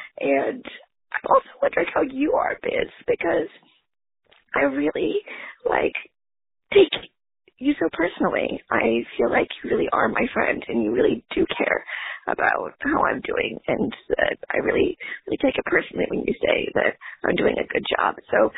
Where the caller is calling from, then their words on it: Chicago, Illinois, United States; I'm calling from Oregon, where my family is visiting my aunt